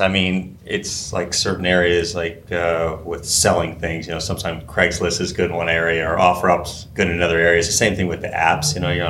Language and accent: English; California, United States; moved away as an adult; also born or lived in Washington, D.C.; now in Phoenix, United States; born and raised in California.